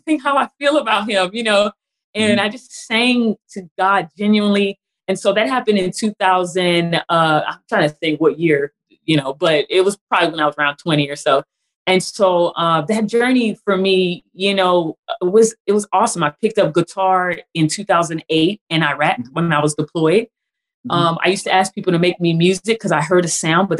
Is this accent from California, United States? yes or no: yes; California, United States; now in Texas, United States; I'm originally from California.